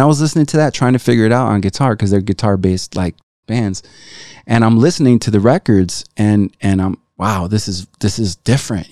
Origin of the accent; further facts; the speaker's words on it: Chicago, Illinois, United States; also born or lived in Tlaltenango, Mexico; growing up in Chicago, uh, six or seven kids